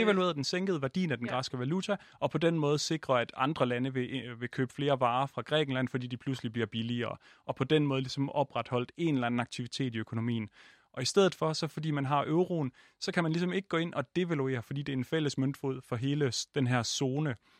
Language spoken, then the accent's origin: Danish; Jutland, Denmark; jeg er jo også jyde